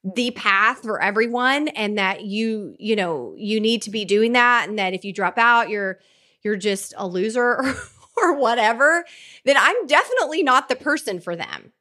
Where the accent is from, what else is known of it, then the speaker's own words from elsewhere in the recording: Oklahoma, United States; I grew up in a really tiny Oklahoma town